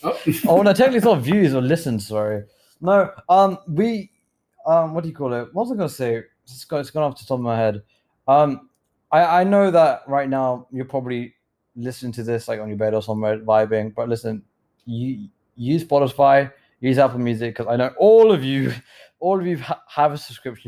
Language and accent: English; United Kingdom; accent: British; I feel like I'm losing my British accent, Marcus. And don't capture me, bro. It's going. I know it is. I mean to have to do like a round trip to England, stay there for a month, get it back